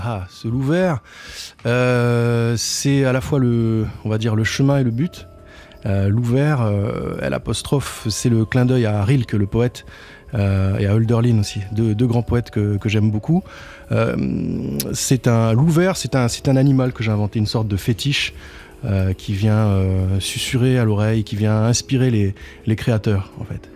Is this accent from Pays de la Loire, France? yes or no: no; Tarbes, Occitania, France; now in Paris, France; je viens de, je viens de Tarbes plus exactement.